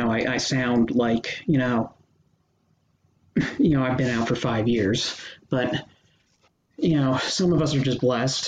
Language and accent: English; New Jersey, United States; I am 25 from New Jersey